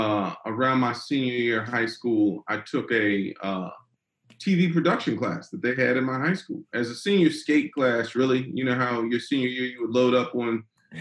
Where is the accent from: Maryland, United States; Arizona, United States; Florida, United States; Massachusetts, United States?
Maryland, United States; Silver Spring; moved away as an adult; also born or lived in Washington, D.C. / New York / Los Angeles; now in Atlanta, United States; Originally from Washington, D.C. Grew up in Silver Spring, Maryland, which is, you know, the area still right outside D.C., about 30 minutes outside